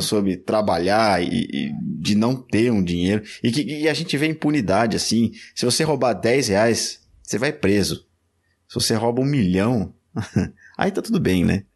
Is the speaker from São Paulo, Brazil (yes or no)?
yes; São Paulo, Brazil; No Lausanne Paulista ali, é. Eu, eu era um pouco mais profundo ali